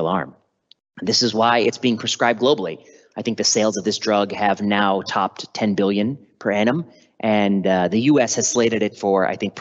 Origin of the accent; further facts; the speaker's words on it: Chicago, Illinois, United States; moved away as an adult; also born or lived in Washington, District of Columbia, United States / Oregon; now in San Francisco, United States; My parents, of course, are from India, but I was born in the US and I grew up just outside of Chicago